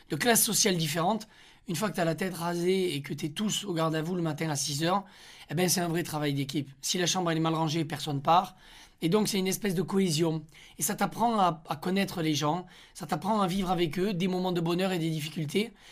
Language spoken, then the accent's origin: French; Onet-le-Château, Occitania, France; moved away as an adult; also born or lived in Rodez; now in Paris, France; Une enfance à Honnay-le-Château. Bah, c'est là où j'ai grandi. Euh, je suis né à Rodez euh, parce que mes parents habitaient euh, à Rodez quand, je suis né